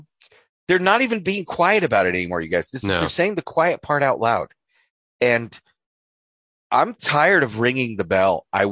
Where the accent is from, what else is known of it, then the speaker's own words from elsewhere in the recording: North Idaho, United States; We're Northern Idahoans. North Idahoans.